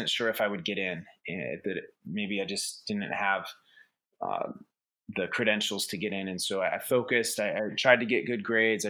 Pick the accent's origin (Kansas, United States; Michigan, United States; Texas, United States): Kansas, United States; Topeka; moved away as an adult; I am from a family farm in Kansas, just outside of Topeka, still within the city limit, but right at the edge of Tecumseh, Kansas as well